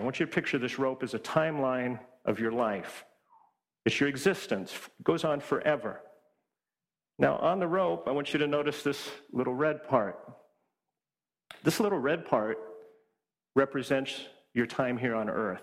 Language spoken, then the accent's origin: English; Washington, United States; moved away as an adult; also born or lived in Hawaii; now in East Coast, United States; my wife and I grew up in Washington State